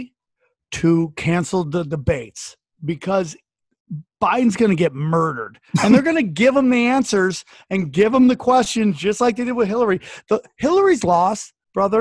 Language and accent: English; Niagara Falls, New York, United States; now in Los Angeles, United States; I was born in Niagara Falls